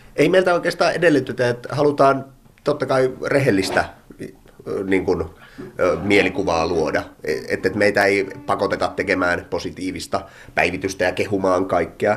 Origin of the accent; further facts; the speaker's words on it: Imatra, South Karelia, Finland; also born or lived in Pirkkala; now in Luumäki, Finland; Imatralta olen alun perin kotoisin